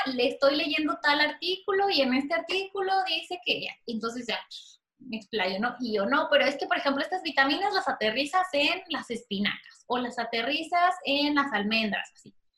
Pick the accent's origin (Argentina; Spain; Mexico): Mexico; mexicana con esclerosis